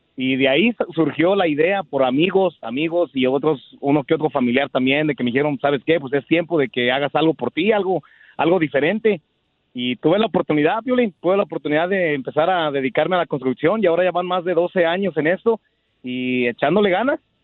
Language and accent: Spanish; Guanajuato, Mexico; moved away as an adult; now in United States; Soy de Guanajuato